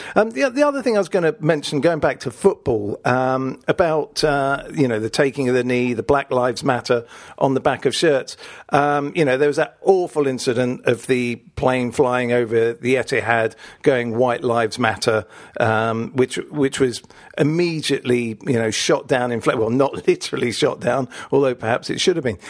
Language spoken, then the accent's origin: English; Richmond, London, United Kingdom; we had this complex of venues where I grew up in Richmond